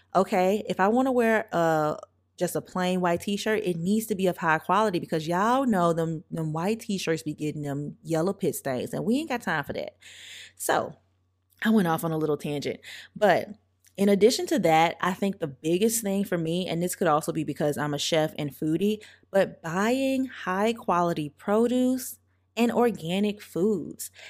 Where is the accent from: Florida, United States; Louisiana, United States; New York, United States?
Louisiana, United States; St. Francisville; I grew up in St. Francisville, Louisiana, very, very small town, population of like 4,000 people